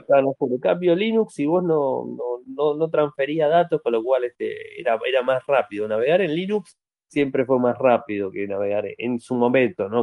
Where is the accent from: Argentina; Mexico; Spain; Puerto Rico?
Argentina